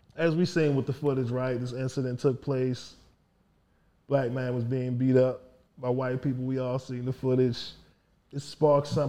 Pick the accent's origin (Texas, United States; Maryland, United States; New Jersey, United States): Maryland, United States; Baltimore; I'm from Baltimore